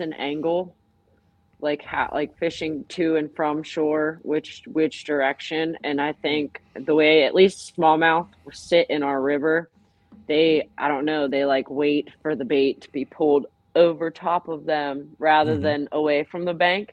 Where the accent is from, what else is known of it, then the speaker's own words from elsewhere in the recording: Northwest Pennsylvania, United States; I'm from Northwest PA. Been here my whole life